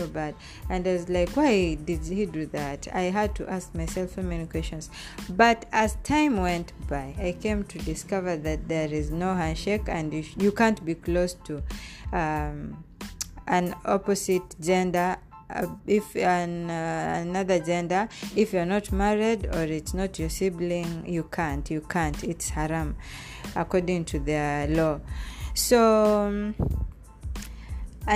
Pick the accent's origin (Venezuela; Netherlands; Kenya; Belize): Kenya; moved away as an adult; also born or lived in Saudi Arabia; I came with him from Kenya